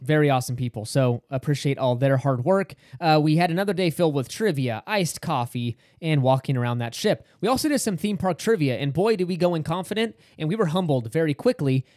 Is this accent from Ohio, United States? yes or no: no; Sacramento, California, United States; we're from Sacramento